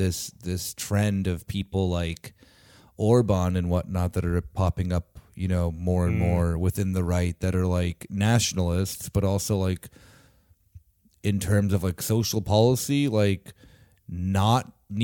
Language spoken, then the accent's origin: English; Phoenix, Arizona, United States